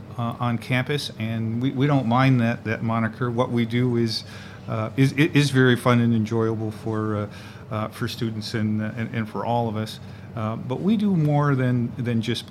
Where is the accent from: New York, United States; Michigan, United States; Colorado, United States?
Michigan, United States; Flint; moved away as an adult; now in Syracuse, United States; I'm originally from Flint, Michigan